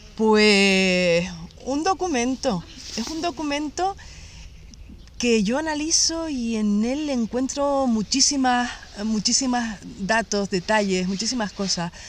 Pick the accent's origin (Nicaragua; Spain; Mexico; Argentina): Spain; Garachico, Canary Islands; de Garachico, que es de mi pueblo